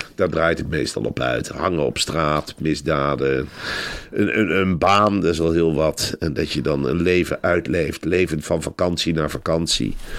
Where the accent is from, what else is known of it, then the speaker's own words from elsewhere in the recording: Velp, Gelderland, Netherlands; ik ben in Arnhem-Velp opgegroeid